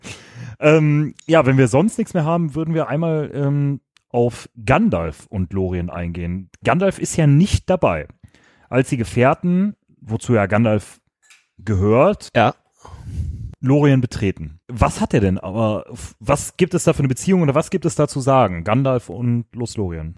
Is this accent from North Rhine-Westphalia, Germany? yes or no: yes; Düsseldorf, North Rhine-Westphalia, Germany